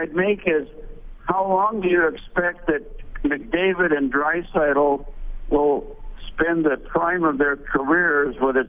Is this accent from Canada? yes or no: yes; Edmonton, Alberta, Canada; now in Ensenada, Mexico; I'm calling in from Ensenada, Mexico. Edmontonian, back to the Oilers' WHA days